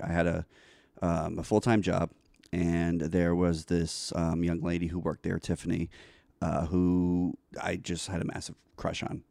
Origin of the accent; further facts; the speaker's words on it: New York City, New York, United States; moved away; also born or lived in Florida; I grew up in New York